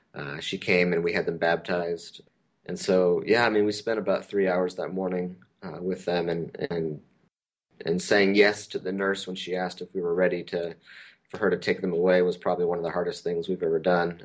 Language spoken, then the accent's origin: English; Pacific Northwest, United States; moved away as an adult; also born or lived in southern Idaho / Princeton, New Jersey / Decatur, Georgia; now in Bay Area, United States; I grew up in the Pacific Northwest